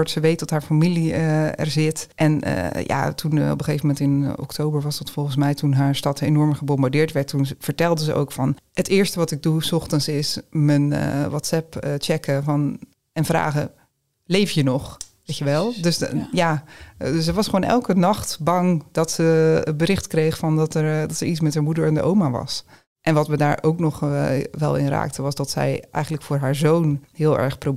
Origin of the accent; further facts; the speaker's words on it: Ukraine; now in Netherlands; tegelijkertijd mis ik gewoon heel erg mijn familie en, en ehm, ja, Oekraïne zal altijd mijn, eh, mijn thuisland blijven.